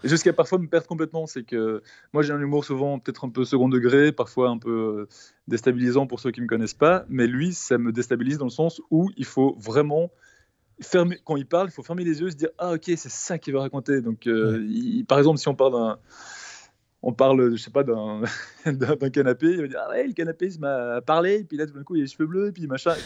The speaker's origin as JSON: {"language": "French", "country": "Belgium", "said": "je suis belge"}